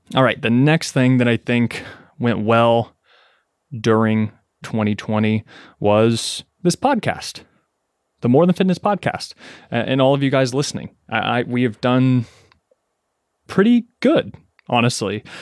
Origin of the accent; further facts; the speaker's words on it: Kentucky, United States; moved away as an adult; also born or lived in Lexington, Kentucky; now in New York City, United States; I was born and raised in Kentucky, right? In a, in a twenty thousand person, uh, small town